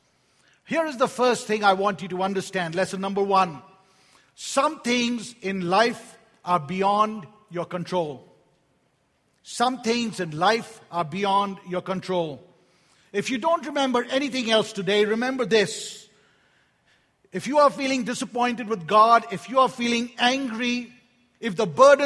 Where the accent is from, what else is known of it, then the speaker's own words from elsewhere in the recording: India; moved away; I was born in India